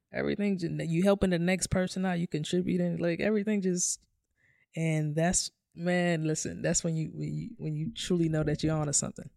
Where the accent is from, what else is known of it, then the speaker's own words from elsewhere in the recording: New York City, New York, United States; I come from, I come from New York City housing